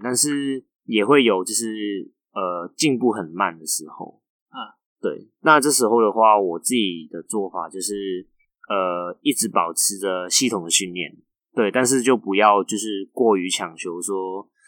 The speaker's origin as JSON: {"language": "Chinese", "country": "Macau", "tie": "born or raised there", "moved": "as an adult", "lives_now": "Taiwan", "said": "你高中是在澳门念书的？ 对，我是从大学才过来台湾念书。"}